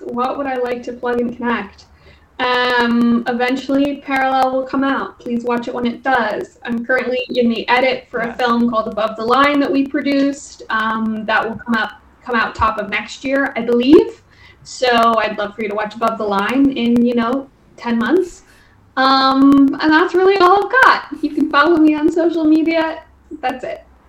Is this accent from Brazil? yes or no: no; Dublin, Leinster, Ireland; now in Los Angeles, United States; I grew up in Dublin